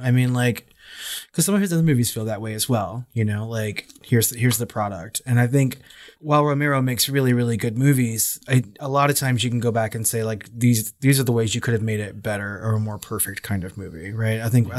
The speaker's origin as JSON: {"language": "English", "region": "Texas", "country": "United States", "said": "we're both from Texas."}